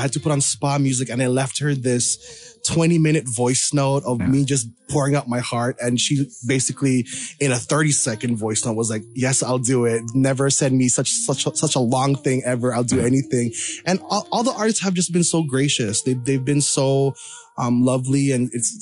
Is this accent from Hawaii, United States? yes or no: yes; Hawaii, United States; now in Los Angeles, United States; I was born and raised in Hawaii